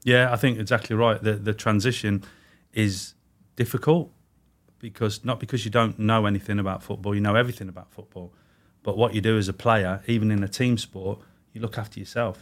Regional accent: Warwick, West Midlands, United Kingdom; also born or lived in Manchester; I was born in Manchester, moved to the Midlands, which is where my mum's from. So I grew up in sort of Warwick, Leamington, that sort of way

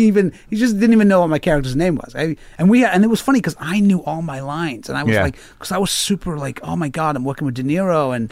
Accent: India; I don't know, I'm Indian, maybe, probably, I probably

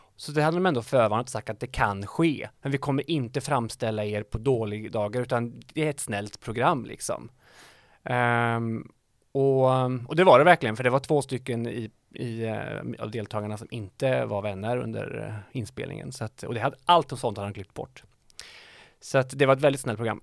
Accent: Dals-Ed, Västra Götaland, Sweden; now in Västra Frölunda, Sweden; Dals-Ed ligger eh, kanske 20 minuter från norska gränsen

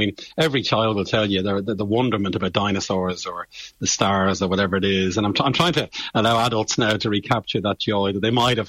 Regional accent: Bray, Leinster, Ireland; I'm from Bray, County Wicklow, and I had two great science teachers.

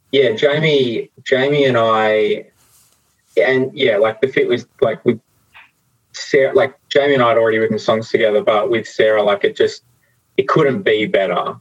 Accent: New South Wales, Australia; now in Victoria, Australia; I grew up in New South Wales

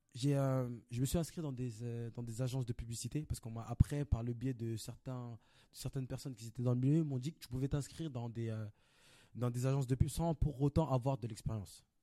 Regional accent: Paris, Île-de-France, France; Et moi je viens de Paris, Belleville. Je suis né, j'ai grandi à Belleville

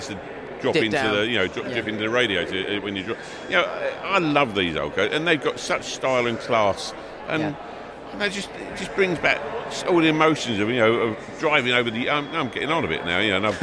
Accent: London, United Kingdom; I'm from East London.

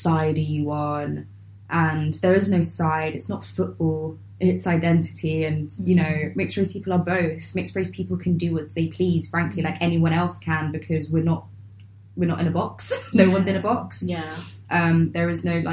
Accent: London, United Kingdom; I grew up in Lambeth

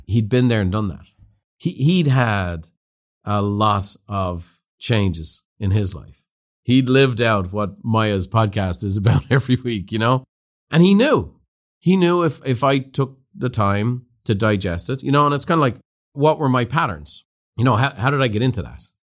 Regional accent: Ireland; moved away as an adult; now in United States; I went from being an Irishman to an American

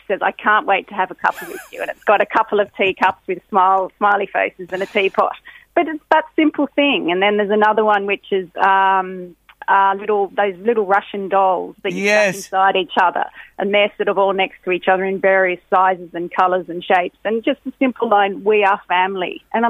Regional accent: Australia; moved away as an adult; now in Ireland; I, as you might hear from my accent, I'm Australian. I've lived in Ireland for 20 years, and my husband's also Australian.

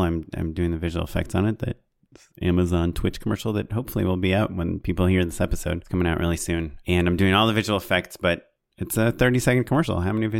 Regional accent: Orange County, California, United States; I'm from Orange County

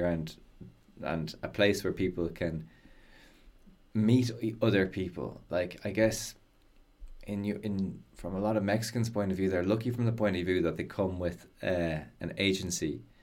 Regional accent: Ireland; accent: Irish; I speak English with an Irish accent

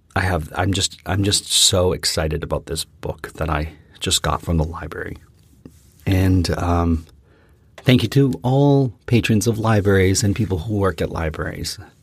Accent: Canada; We are from Canada

